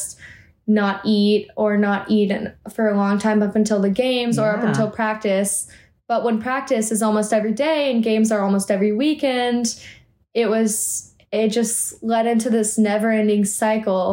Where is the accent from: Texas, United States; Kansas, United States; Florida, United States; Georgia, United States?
Texas, United States; Austin; my hometown of Austin, Texas.